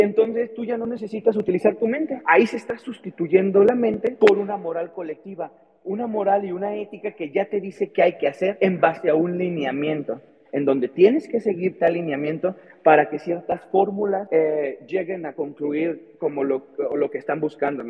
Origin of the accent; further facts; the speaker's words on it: Mexico; soy mexicano